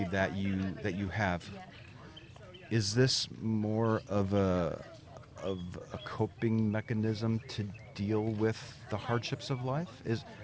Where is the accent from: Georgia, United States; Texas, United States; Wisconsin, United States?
Texas, United States; I'm, vi- I'm visiting from Texas, okay.